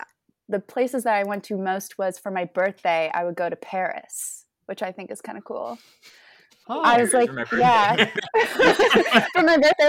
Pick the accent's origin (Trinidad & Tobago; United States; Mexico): Mexico; born there; I was born in Mexico, but I'm not a Mexican citizen, nor do I speak Spanish.